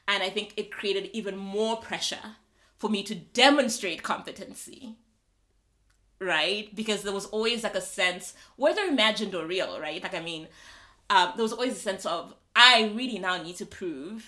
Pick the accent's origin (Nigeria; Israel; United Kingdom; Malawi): Malawi; moved away as an adult; also born or lived in South Africa; I'm from Malawi